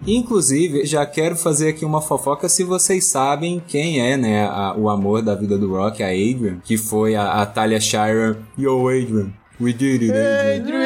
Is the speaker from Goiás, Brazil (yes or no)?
yes; Goiânia, Goiás, Brazil; eu sou de Goiânia